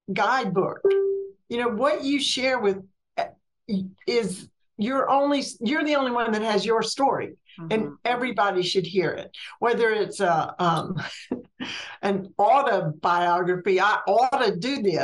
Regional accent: Mississippi, United States; moved away as an adult; also born or lived in Alabama / Georgia / Florida / North Carolina; I grew up in a very small Mississippi town

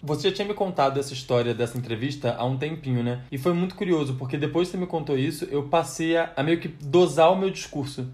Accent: Rio de Janeiro, Brazil; now in São Paulo, Brazil; a gente é do Rio de Janeiro, a gente vem morar aqui em São Paulo

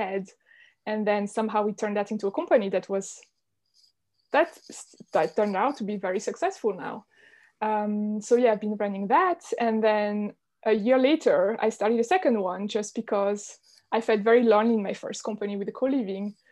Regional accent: Switzerland; So I'm Swiss. I grew up in Switzerland in a very small village in the mountains

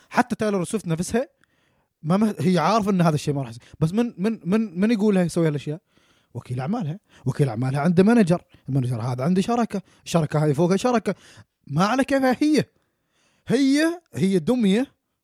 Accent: Oman; now in New Zealand; احنا كشباب عمانيين

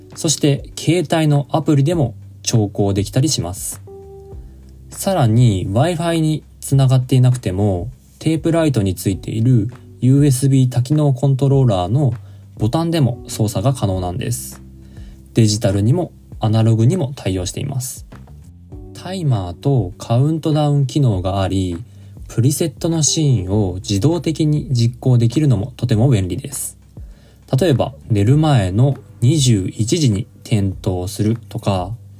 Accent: Niigata, Japan; 私の地元は あの新潟県

